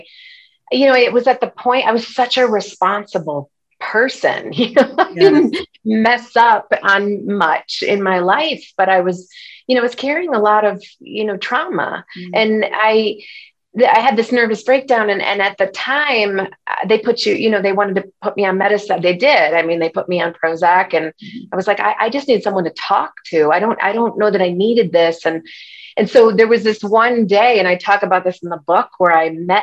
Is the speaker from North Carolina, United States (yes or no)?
no; Connecticut, United States; I was raised on the East Coast in Connecticut